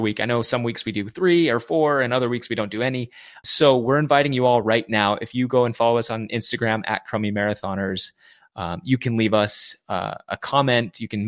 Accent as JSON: {"language": "English", "town": "Mesa", "region": "Arizona", "country": "United States", "tie": "born or raised there", "also_born_or_lived": "Gilbert, Arizona", "said": "I was born in Mesa"}